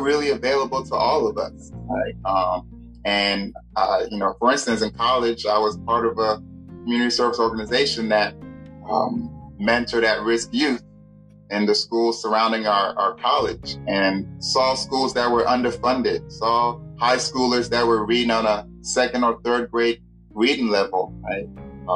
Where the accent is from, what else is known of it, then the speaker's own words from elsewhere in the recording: United States; Growing up in the States